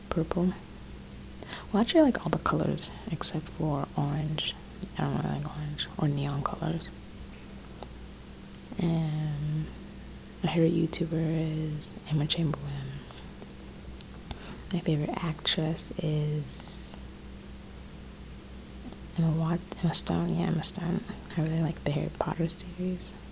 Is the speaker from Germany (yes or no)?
no; Rwanda; now in North Carolina, United States; I'm first of all, I'm 17 years old. I live in North Carolina. I'm from Rwanda, Africa